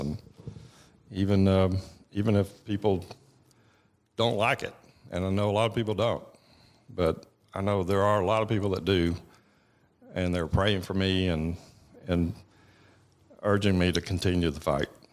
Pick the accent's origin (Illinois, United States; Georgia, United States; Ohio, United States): Georgia, United States; Buford; I grew up in Beaufort, Georgia, which is, you know, tw-, twenty miles from Winder